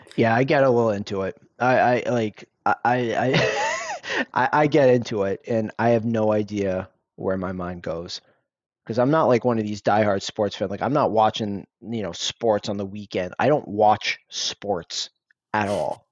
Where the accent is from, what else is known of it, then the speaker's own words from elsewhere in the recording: United States; I'm Indian. I was, I'm first generation, born and raised here, raised by immigrants